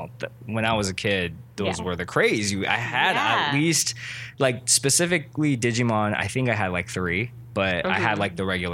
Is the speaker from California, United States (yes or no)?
yes; Cerritos, California, United States; I'm from Cerritos.